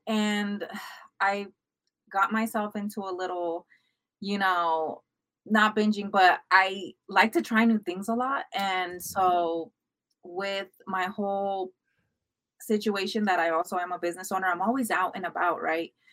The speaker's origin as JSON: {"language": "English", "country": "United States", "tie": "born or raised there", "said": "I grew up also here in America, also as an immigrant"}